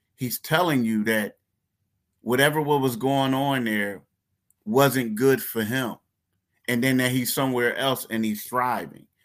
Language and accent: English; Philadelphia, Pennsylvania, United States; I'm from Philly. Philly ain't the toughest place in the world. Like, I grew up in Frankfurt all the whole time